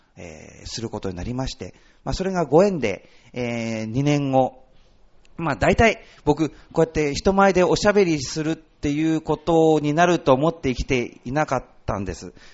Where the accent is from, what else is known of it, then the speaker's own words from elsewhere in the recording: Ushitsu, Ishikawa, Japan; moved away as an adult; also born or lived in Saitama / Urayasu; 出身は石川県の能登半島なんですね